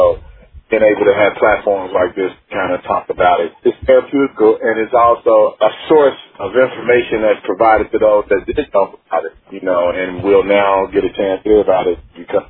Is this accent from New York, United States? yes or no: no; Cincinnati, Ohio, United States; I think, you know, like a lot of musicians out of Cincinnati, I think it was the city, y'all in general.